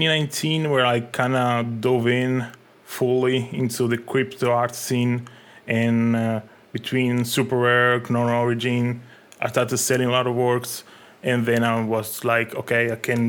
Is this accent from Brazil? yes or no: no; Italy; also born or lived in Egypt; I'm a digital artist and designer from Italy.